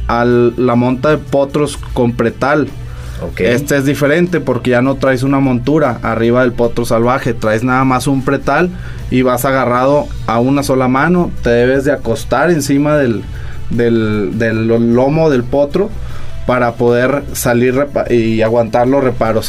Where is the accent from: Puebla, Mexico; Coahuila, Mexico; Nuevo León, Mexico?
Coahuila, Mexico; Saltillo; somos de aquí de Saltillo.